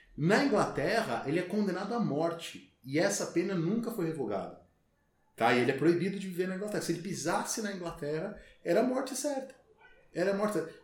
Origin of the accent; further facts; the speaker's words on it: São Paulo, Brazil; moved away as an adult; also born or lived in Brasília; E como eu sou de São Paulo, minha família é de São Paulo